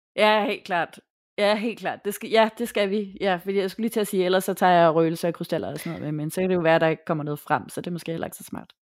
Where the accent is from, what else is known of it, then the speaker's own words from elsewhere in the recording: Tappernøje, Zealand, Denmark; jeg er vokset op i Tabernøje først, og så i følge efterfølgende, men øh, det er ikke så langt fra Hårlev.